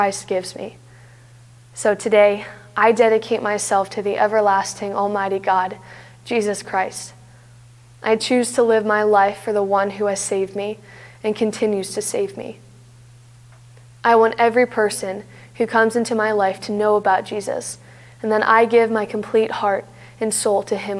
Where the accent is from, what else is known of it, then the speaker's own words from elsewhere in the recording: Canton, Ohio, United States; I was born and raised in Canton, Ohio, where I've been a part of First Friends Church for my entire life.